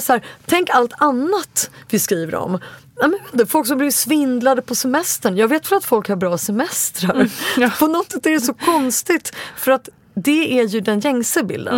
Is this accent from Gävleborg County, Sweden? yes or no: no; Stockholm, Stockholm County, Sweden; Jag är 40 år och bor i Stockholm, där jag är född och uppvuxen